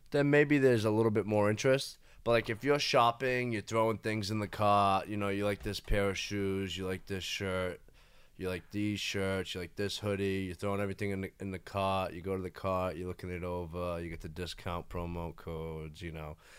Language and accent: English; Fall River, Massachusetts, United States; moved away as an adult; also born or lived in Nashville, Tennessee; now in Hollywood, United States; born and raised in Fall River, Massachusetts